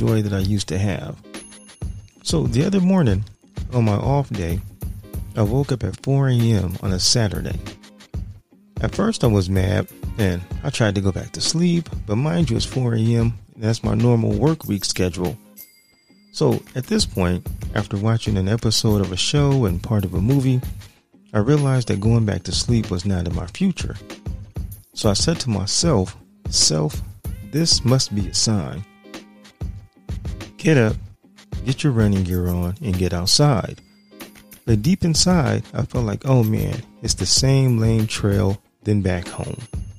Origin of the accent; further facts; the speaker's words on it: San Diego, California, United States; my hometown of San Diego